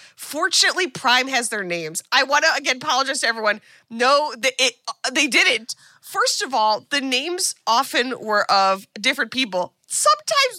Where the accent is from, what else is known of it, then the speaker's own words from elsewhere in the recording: United States; as an American